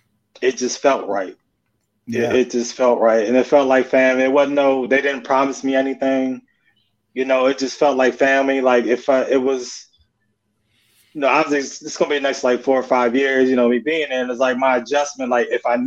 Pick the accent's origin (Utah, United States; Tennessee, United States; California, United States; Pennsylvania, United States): Pennsylvania, United States; moved away as an adult; also born or lived in Florida; I'm from Pennsylvania.